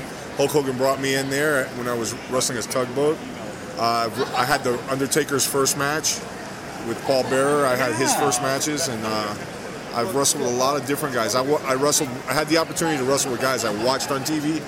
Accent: Miami, Florida, United States; I'm from Miami, Florida, where I'm born, raised

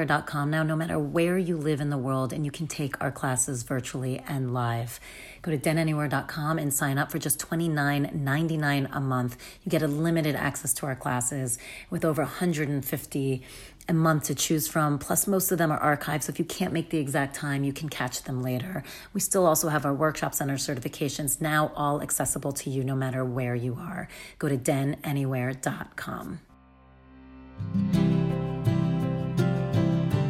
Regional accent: near Englewood, northern New Jersey, United States; I'm from northern, right outside of New York

